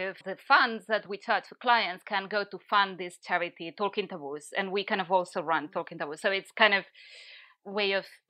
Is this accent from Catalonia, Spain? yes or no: yes; Barcelona, Catalonia, Spain; English is a second language; now in Brighton, United Kingdom; I'm from Barcelona and I've been in the UK for 7 or 8 years. I'm losing count now. Initially, I was living in London. Now I moved to Brighton.